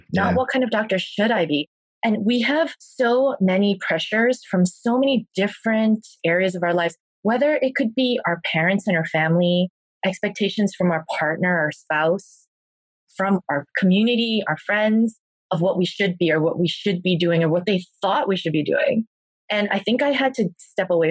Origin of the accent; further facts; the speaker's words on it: South Korea; now in United States; I'm Korean. I was born in South Korea